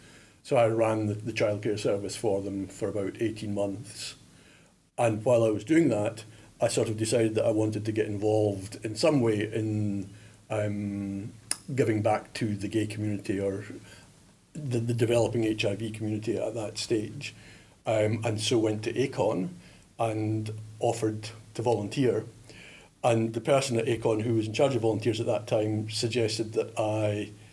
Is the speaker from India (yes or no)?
no; Scotland, United Kingdom; now in Sydney, Australia; It was very different, obviously. In many respects, obviously the weather is one of the biggest respects. Cold, wet, miserable, and then moving to a lovely warm climate like Sydney.